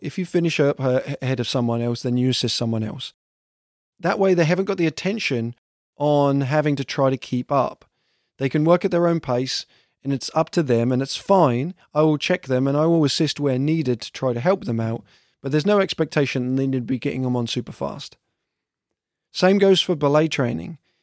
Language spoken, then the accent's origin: English; south of England, United Kingdom; now in Vermont, United States; I'm from England, and specifically from the south of England